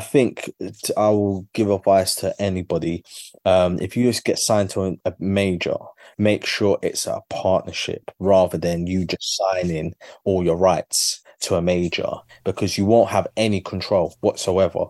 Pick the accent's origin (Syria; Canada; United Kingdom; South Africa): United Kingdom; London; my journey as a Londoner